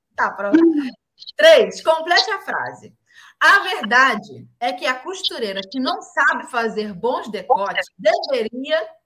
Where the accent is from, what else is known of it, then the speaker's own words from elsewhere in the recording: Rio de Janeiro, Brazil; eu sou carioca